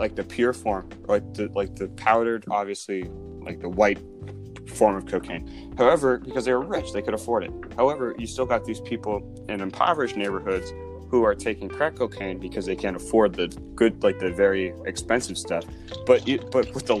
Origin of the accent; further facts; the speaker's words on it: Dublin, Ohio, United States; we all grew up in the Dublin bubble. We all grew up in the suburbs